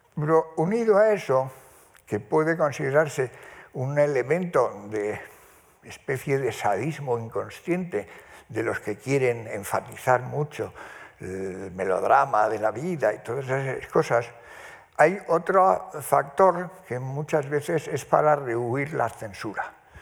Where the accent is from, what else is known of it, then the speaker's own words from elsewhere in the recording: Spain; vivía en el piso de arriba de la casa donde yo nací, en Covarrubias 16